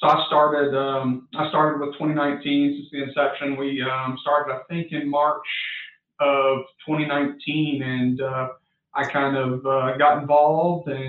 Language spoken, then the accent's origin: English; Southeast Texas, United States; I'm from Southeast Texas